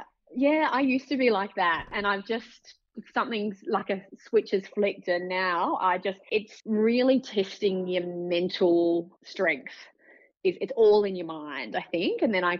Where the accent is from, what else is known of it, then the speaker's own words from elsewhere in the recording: Gold Coast, Queensland, Australia; born there; I was born on the Gold Coast, which was just a fluke really, because my mum's family are from Dubbo and my dad's family are from Canberra.